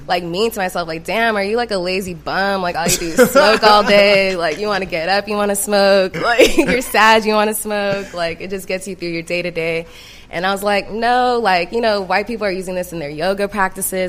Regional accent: California, United States; moved away as an adult; also born or lived in Los Angeles, California; now in Atlanta, United States; I went to Spelman out here, but I'm originally from Cali

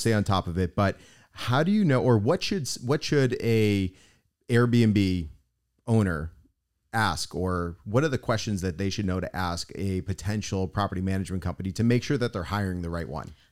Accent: Boston, Massachusetts, United States; now in South Florida, United States; I'm originally from Boston

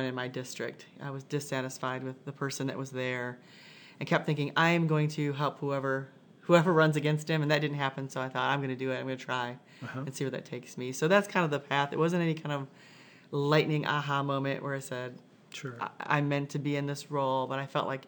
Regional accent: Michigan, United States; moved away as an adult; also born or lived in Indiana; now in Carmel, United States; I grew up in Michigan, moved to Indiana later after college.

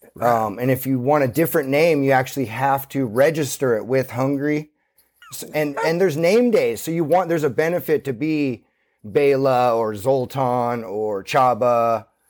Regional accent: Santa Cruz, California, United States; born or raised there

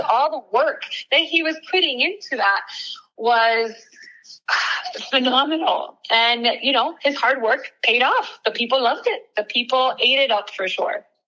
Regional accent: Miami, Florida, United States; moved away as an adult; both my husband and I are uh, born and raised in Miami

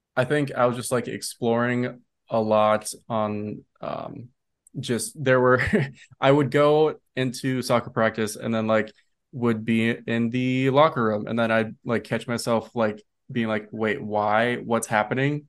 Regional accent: Minnesota, United States; moved away as an adult; now in New York City, United States; where I grew up in Minnesota

